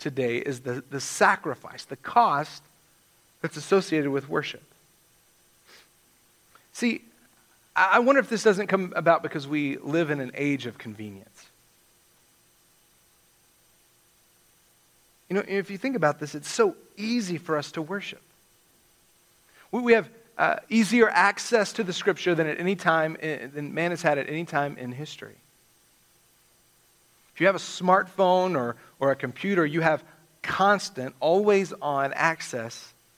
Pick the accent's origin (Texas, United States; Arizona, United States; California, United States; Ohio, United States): Texas, United States; West; now in Alamogordo, United States; I'm from West Texas